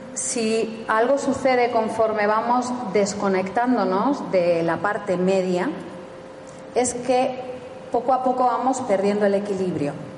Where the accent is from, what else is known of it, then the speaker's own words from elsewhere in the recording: Spain; somos españoles